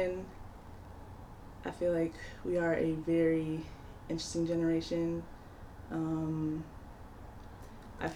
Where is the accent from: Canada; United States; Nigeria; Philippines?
Nigeria; moved away; it also just, like, inspires me to go back home